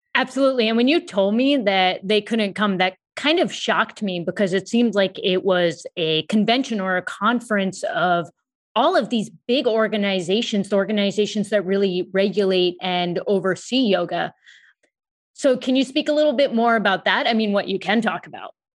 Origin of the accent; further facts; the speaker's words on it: United States; I am of Indian descent. My parents were born in India and I was born in the U S